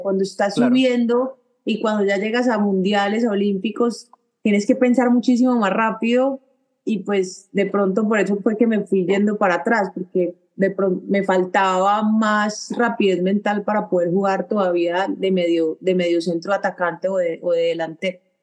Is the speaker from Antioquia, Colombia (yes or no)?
yes; Medellín, Antioquia, Colombia; moved away as an adult; also born or lived in Seville, Spain; somos los dos de Medellín